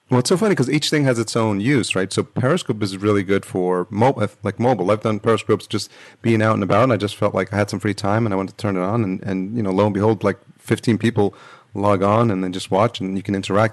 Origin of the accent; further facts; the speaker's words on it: New York, United States; now in Los Angeles, United States; I grew up in New York